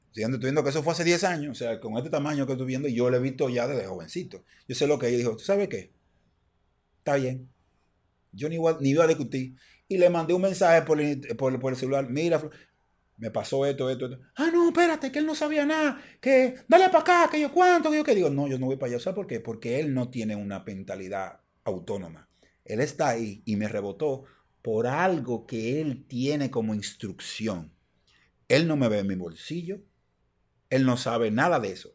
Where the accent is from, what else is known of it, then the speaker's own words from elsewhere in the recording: Dominican Republic; nosotros somos dominicanos